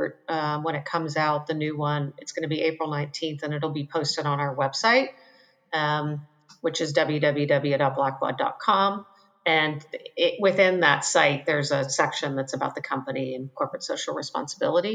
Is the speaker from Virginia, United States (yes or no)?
no; Western Pennsylvania, United States; now in Charleston, United States; I grew up in Western Pennsylvania